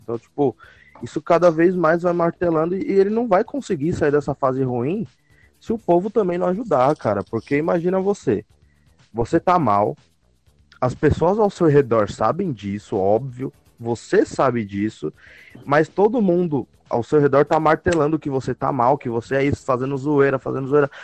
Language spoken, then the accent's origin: Portuguese; Guarulhos, São Paulo, Brazil; a minha terra